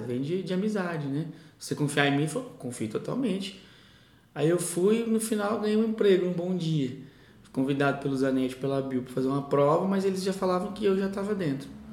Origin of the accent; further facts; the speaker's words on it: Novo Horizonte, São Paulo, Brazil; also born or lived in São José do Rio Preto; vou para Novo Horizonte para economizar, voltei a morar com minha mãe